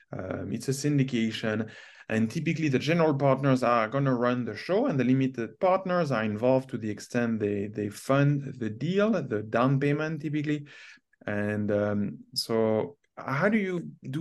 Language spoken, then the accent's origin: English; Canada; as a Canadian investing in the U.S.